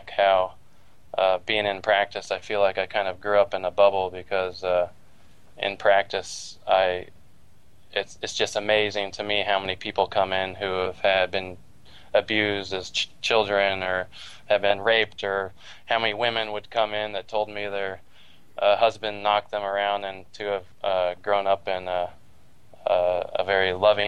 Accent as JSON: {"language": "English", "town": "Walnut Creek", "region": "California", "country": "United States", "tie": "born or raised there", "also_born_or_lived": "Davis, California", "lives_now": "Redondo Beach, United States", "said": "I was born in the East San Francisco Bay Area in Walnut Creek. Lived in the same house my whole life till I flew the coop at 18, or actually 20"}